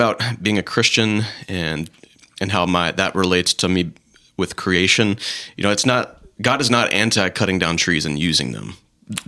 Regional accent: the South, United States; growing up in the South, growing up in, you know, Southern Baptist churches

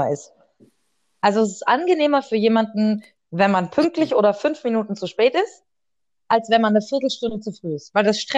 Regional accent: Germany; Da bin ich Deutscher, Hammer.

